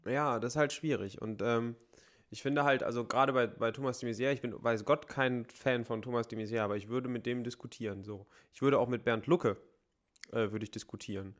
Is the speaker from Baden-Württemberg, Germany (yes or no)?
no; Bergisches Land, North Rhine-Westphalia, Germany; Wir haben so viele Talsperren bei uns in der Heimat.